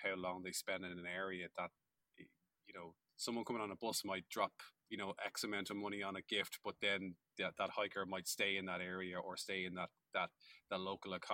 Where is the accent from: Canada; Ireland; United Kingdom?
Ireland; we're both from Ireland